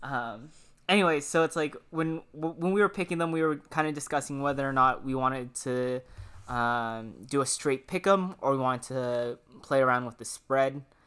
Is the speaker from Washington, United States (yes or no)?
yes; Washington, United States; moved away; I'm from Washington